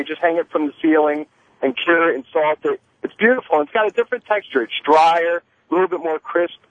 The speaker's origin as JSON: {"language": "English", "country": "Spain", "said": "I'm from Spain."}